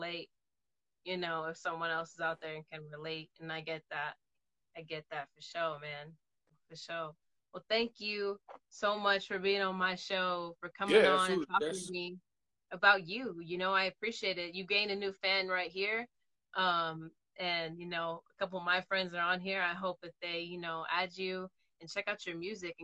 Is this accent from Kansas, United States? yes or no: no; the Bay Area, California, United States; I'm from the Bay too